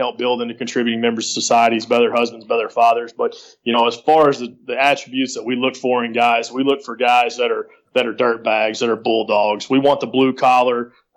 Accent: West, Texas, United States; moved away; I'm from West Texas. Well, we're at in West Texas. No, West, Texas

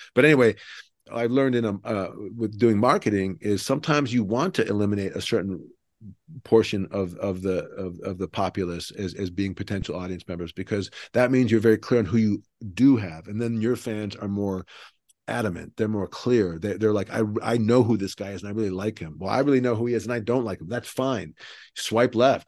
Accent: Cleveland, Ohio, United States; now in Texas, United States; I live in Texas, but I'm from Cleveland

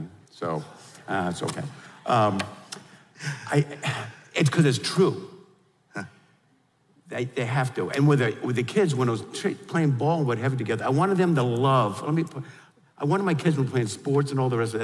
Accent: New York, United States; we're from New York, I grew up in the whole deal

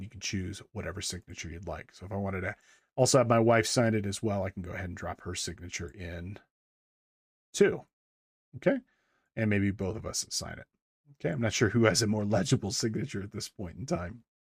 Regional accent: Big Bear Lake, California, United States; the Big Bear, um, which is my hometown here.

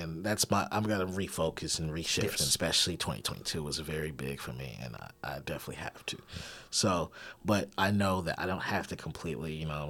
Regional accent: Little Rock, Arkansas, United States; It's not even like I lived in other cities growing up. Like some people move around and shit. Like I always was from here.

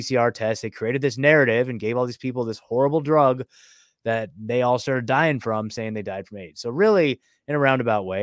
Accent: Oregon, United States; moved away; also born or lived in McMinnville / Portland / Eugene; I was born and raised there. I lived there my whole freaking life

